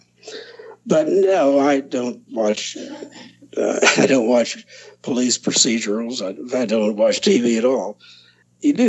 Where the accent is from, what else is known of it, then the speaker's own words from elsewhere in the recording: Lebanon, Ohio, United States; moved away as an adult; I'm a Lebanon boy. I was born in Lebanon, Ohio